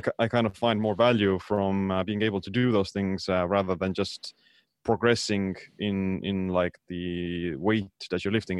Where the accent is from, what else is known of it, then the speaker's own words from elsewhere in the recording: Estonia; I'm from Estonia.